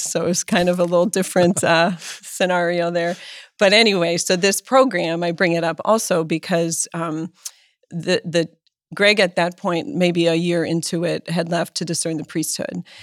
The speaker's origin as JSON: {"language": "English", "town": "Erie", "region": "Pennsylvania", "country": "United States", "tie": "born or raised there", "said": "I was born in Erie, Pennsylvania"}